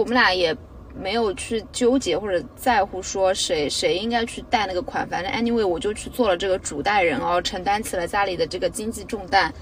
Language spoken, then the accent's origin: Chinese; Jiaxing, Zhejiang, China; now in Shanghai, China; 我是嘉兴人